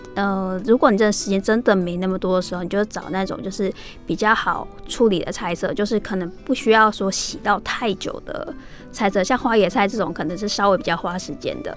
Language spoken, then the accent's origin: Chinese; Taiwan; 我们真的 只要是身为台湾人